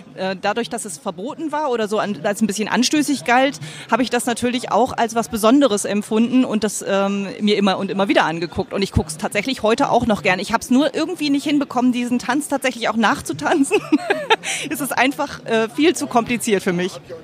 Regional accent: Bremen, Germany; ich komme aus dem Raum Bremen

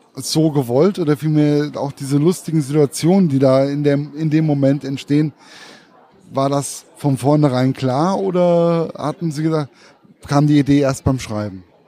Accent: Giessen, Hesse, Germany; das ist ja meine Heimat.

